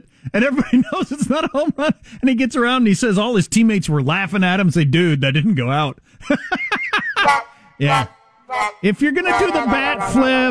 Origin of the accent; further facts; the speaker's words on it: South Dakota, United States; I'm from South Dakota